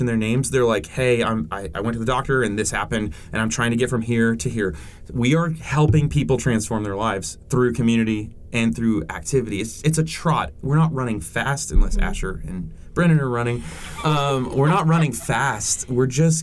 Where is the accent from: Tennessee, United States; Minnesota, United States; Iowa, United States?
Tennessee, United States; Cleveland; born or raised there; also born or lived in New England